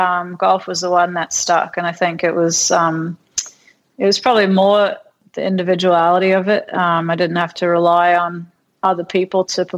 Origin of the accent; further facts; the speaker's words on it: North Queensland, Australia; moved away as an adult; now in United States; I was this kid from North Queensland, country kid